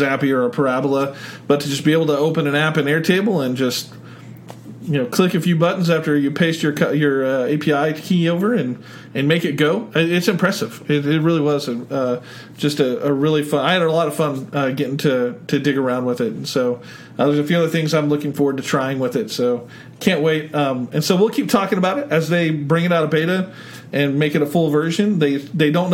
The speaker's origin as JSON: {"language": "English", "region": "Oklahoma", "country": "United States", "said": "I'm from Oklahoma"}